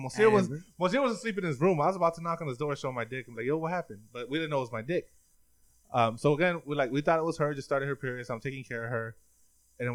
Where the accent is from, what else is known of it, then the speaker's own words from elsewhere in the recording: Mexico; we're from Mexico